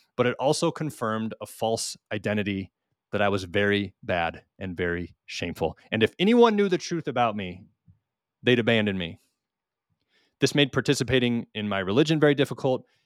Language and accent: English; Minnesota, United States; now in Missouri, United States; although we are from Minnesota, we are currently living on our homestead in the Ozark Mountains in south central Missouri